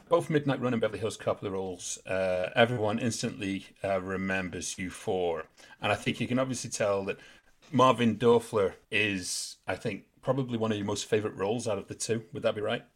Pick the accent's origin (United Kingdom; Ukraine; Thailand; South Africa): United Kingdom; England; We're English.